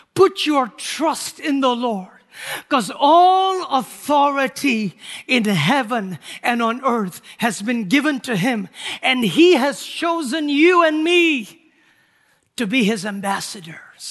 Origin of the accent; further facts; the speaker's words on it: Nagaland, India; moved away as an adult; I was born and raised in India the first, uh, twenty years of my life. Our people were called Nagas